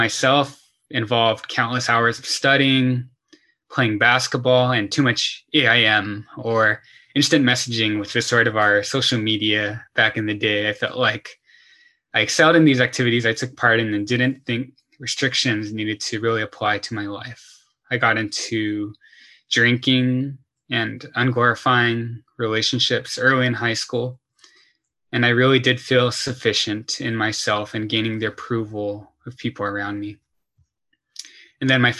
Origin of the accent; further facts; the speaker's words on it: Torrance, California, United States; I grew up in the Torrance, Palos Verdes area